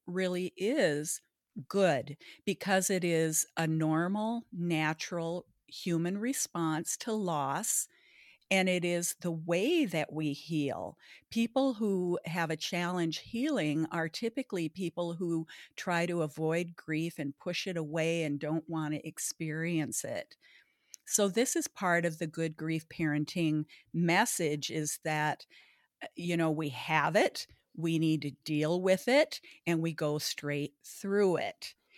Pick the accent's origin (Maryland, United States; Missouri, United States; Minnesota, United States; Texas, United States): Minnesota, United States; Baudette; now in Bloomington, United States; I grew up, uh, in Baudette, Minnesota, the walleye capital of the world